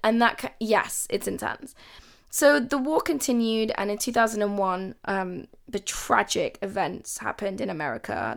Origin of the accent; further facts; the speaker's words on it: London, United Kingdom; also born or lived in Kabul, Afghanistan; it's where I'm from but I am a Londoner. I'm British